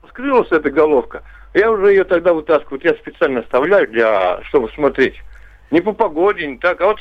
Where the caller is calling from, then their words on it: Puchezh, Ivanovo Oblast, Russia; Я из город Пуч на берегу Горьковского моря